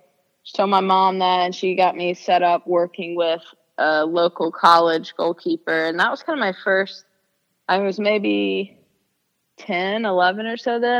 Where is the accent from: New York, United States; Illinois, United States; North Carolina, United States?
North Carolina, United States; a little over an hour from Chapel Hill; a little over an hour away from my hometown